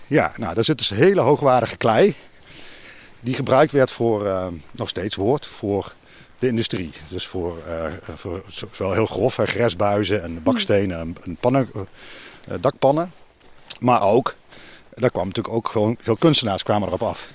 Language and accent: Dutch; Tegelen, Limburg, Netherlands; Venlo, waar ik zeg maar vandaan kom, dat ik kom uit Tegelen, dat is een dorpje tegen Venlo aan